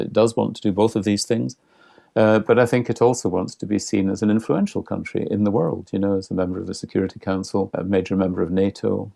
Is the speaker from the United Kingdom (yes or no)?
yes; Scotland, United Kingdom; I'm Scottish